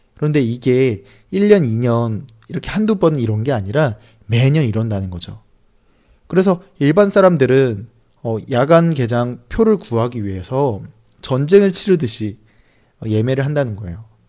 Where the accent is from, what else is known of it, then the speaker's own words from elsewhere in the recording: South Korea; 저는 한국 사람이고